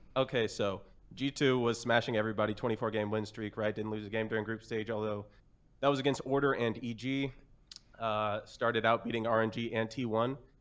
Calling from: Kansas City, Missouri, United States; I'm calling from Kansas City, Missouri

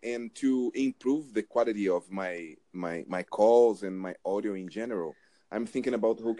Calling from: Brazil; New Jersey. I'm talking from Brazil.

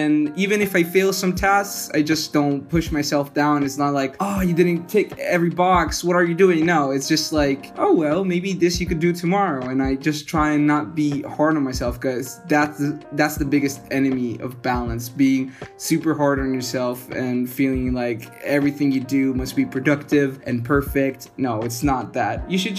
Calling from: Tuscany, Italy; I'm calling from Tuscany, Italy.

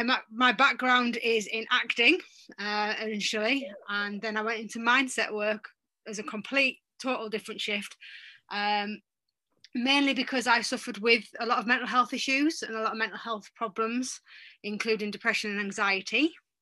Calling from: North East England, United Kingdom; I'm actually in the UK, in the northeast of England, and it's quite sunny today for a change.

